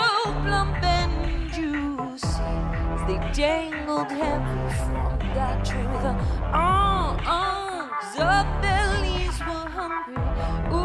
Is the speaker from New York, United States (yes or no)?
yes; New York, United States; I'm from New York